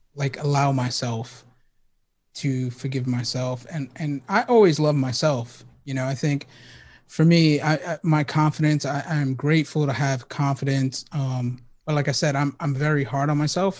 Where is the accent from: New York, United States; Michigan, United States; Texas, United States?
New York, United States; New York City; moved away; I was born and raised in the Bronx